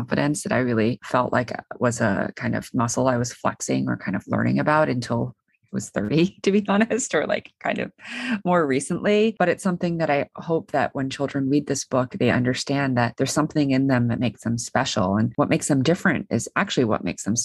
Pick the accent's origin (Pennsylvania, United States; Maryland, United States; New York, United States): New York, United States; New York City; I grew up in New York City and the school's in New York City